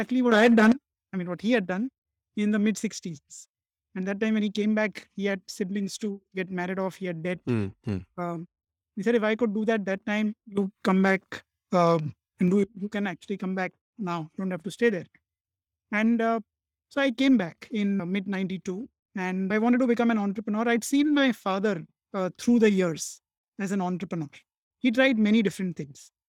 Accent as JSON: {"language": "English", "town": "Mumbai", "region": "Maharashtra", "country": "India", "tie": "born or raised there", "also_born_or_lived": "Pune / United States", "said": "I was born in Mumbai. I'm basically Pune, but I grew up in Mumbai, Bombay at that time"}